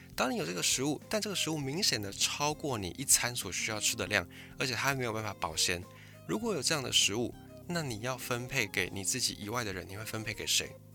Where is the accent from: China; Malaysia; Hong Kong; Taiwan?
Taiwan; 我是在一个算是蛮传统的闽南家庭